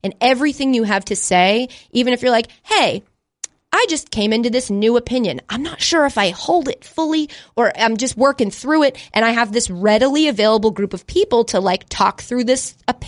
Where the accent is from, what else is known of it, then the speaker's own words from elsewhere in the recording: Northeast, United States; also born or lived in Framingham / Long Island; I grew up in the Northeast